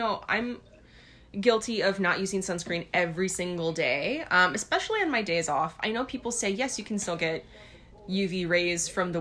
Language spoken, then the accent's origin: English; Hawaii, United States; moved away; growing up, we grew up in Hawaii